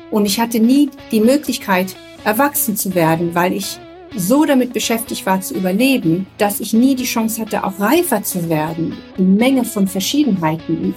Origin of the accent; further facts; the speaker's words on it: Papua, Indonesia; also born or lived in Nepal / Germany; ich bin ja in Nepal geboren, in, äh, in der Nähe von Kathmandu, wo meine Eltern zuerst stationiert waren mit einem Stamm oder mit einem Dorf in Nepal. Und als ich drei war, mussten wir das Land verlassen